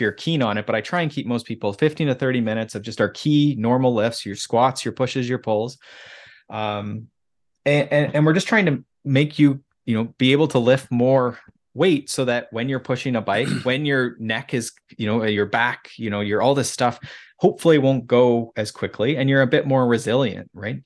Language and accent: English; Mansfield, Ontario, Canada; now in Collingwood, Canada; I grew up in Mansfield, so just south of there.